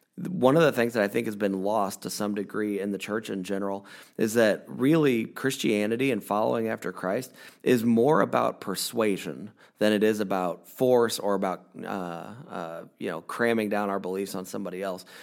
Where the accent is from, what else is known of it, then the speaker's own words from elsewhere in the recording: United States; I am a, a white man born in America. Uh, I've lived in America my entire life.